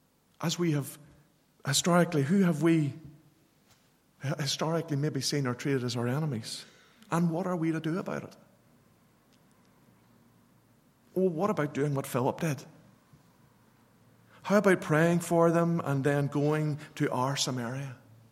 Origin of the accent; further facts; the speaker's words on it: Northern Ireland, United Kingdom; growing up in Northern Ireland in the 60s and 70s, it was interesting.